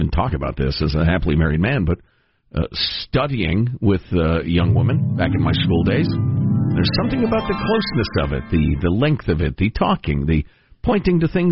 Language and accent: English; Midwest, United States; growing up in the Midwest